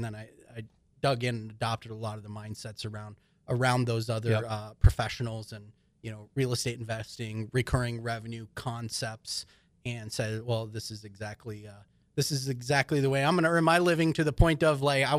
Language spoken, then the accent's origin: English; Hibbing, Minnesota, United States; I mean, I grew up in Hibbing, Minnesota, you know, northern Minnesota.